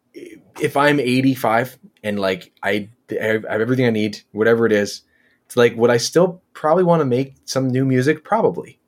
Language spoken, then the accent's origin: English; Philadelphia, Pennsylvania, United States; also born or lived in rural Michigan; now in Michigan, United States; I grew up in Philadelphia